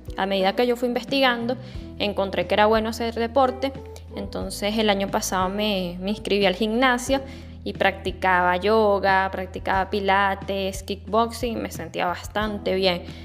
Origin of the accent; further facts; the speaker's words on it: Venezuela; acá en Venezuela, que es un país de Latinoamérica